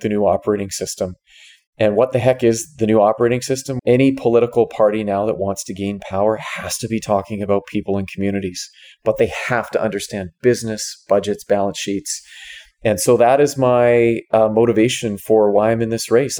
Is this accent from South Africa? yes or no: no; Victoria, British Columbia, Canada; moved away as an adult; now in Vancouver, Canada; I was born on Vancouver Island in Victoria. Spent the first almost 30 years of my life there